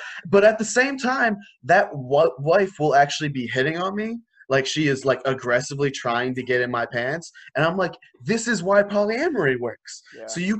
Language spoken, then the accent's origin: English; India; And I'm like, yeah, I am Indian.